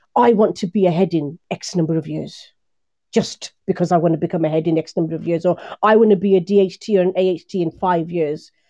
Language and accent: English; Birmingham, West Midlands, United Kingdom; born or raised there